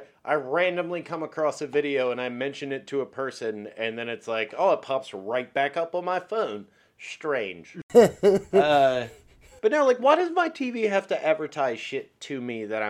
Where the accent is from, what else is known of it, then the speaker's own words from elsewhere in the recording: Glen Burnie, Maryland, United States; we grew up in the Glen Burnie, Pasadena area.